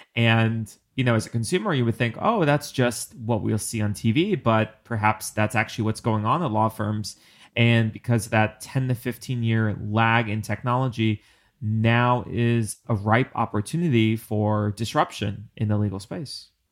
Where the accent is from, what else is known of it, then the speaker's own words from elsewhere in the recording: New York, United States; I'm a New Yorker